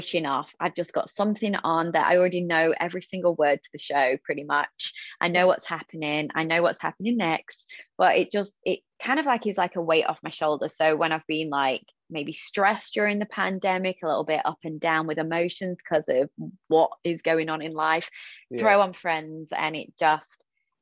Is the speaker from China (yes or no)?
no; United Kingdom; as a Brit